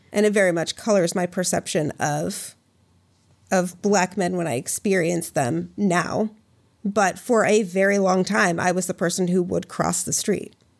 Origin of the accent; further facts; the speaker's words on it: Minnesota, United States; I grew up in Minnesota